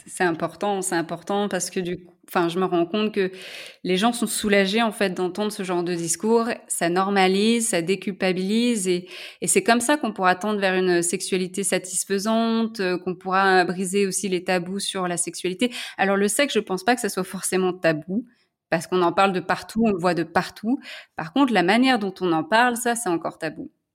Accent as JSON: {"language": "French", "town": "Lyon", "region": "Auvergne-Rhône-Alpes", "country": "France", "moved": "yes", "said": "je suis lyonnaise"}